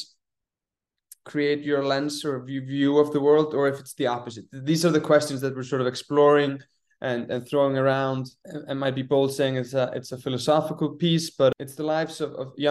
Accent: Iceland; now in New York, United States; I'm from Iceland

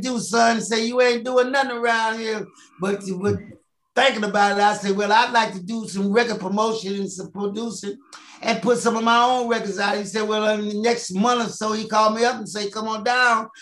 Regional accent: St. Louis, Missouri, United States; my hometown, St. Louis

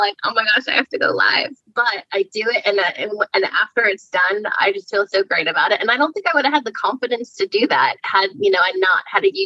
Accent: Easton, Pennsylvania, United States; So I am from Easton, Pennsylvania, which is in the southeastern portion of PA.

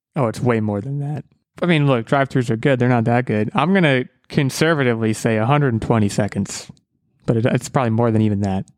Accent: United States; I'm an American.

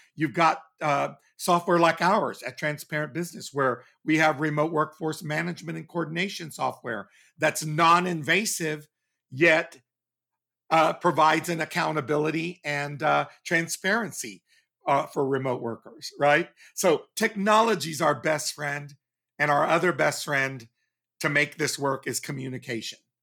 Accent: Texas, United States; growing up in Texas

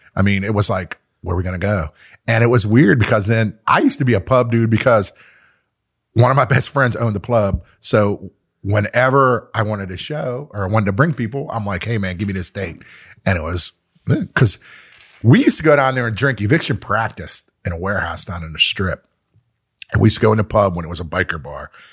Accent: Pittsburgh, Pennsylvania, United States; I grew up in Mount Washington

